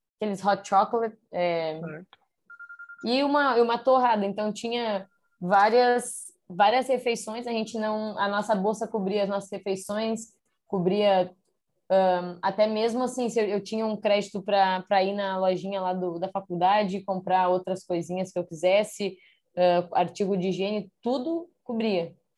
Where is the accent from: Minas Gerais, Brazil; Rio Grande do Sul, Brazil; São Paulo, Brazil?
Rio Grande do Sul, Brazil; Porto Alegre; moved away as an adult; also born or lived in Canoas; eu sou de Porto Alegre de nascer, mas eu moro numa cidade do lado de Porto Alegre, que é Canoas